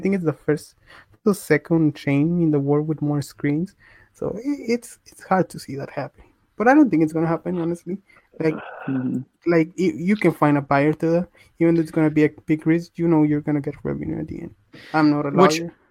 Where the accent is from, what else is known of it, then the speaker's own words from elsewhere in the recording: Mexico; moved away; I grew up in Mexico